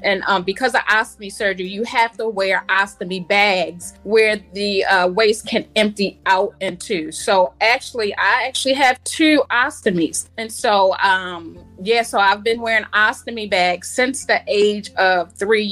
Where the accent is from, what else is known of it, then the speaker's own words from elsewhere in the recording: Baltimore, Maryland, United States; So I'm from Baltimore, Maryland. I grew up in Southwest Baltimore, now reside in West Baltimore